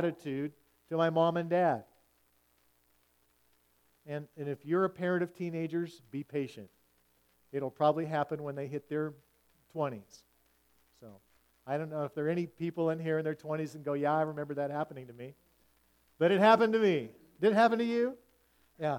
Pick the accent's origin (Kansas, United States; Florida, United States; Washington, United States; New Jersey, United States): Washington, United States; as I grew up in the West Coast